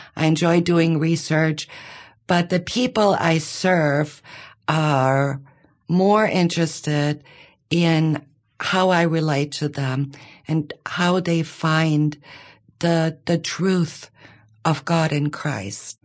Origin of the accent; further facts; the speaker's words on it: Bavaria, Germany; moved away as an adult; now in Monroe, United States; I grew up in Bavaria.